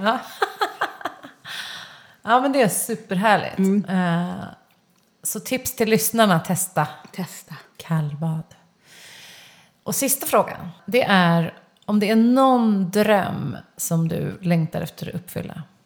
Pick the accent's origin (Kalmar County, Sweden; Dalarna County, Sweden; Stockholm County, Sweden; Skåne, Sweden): Stockholm County, Sweden; Stockholm; also born or lived in Kungsholmen / Solna / Spain / Södermalm; jag är uppvuxen i Kista, jag har gått i Tensta gymnasium